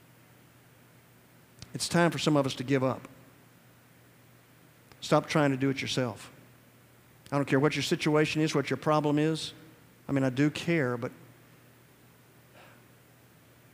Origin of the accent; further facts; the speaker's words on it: Georgia, United States; I'm from Georgia